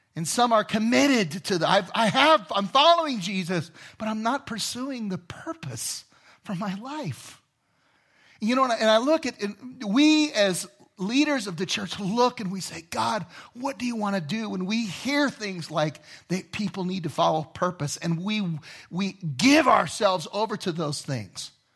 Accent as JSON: {"language": "English", "town": "Inglewood", "region": "California", "country": "United States", "tie": "born or raised there", "also_born_or_lived": "Los Angeles", "moved": "yes", "said": "I grew up in Inglewood"}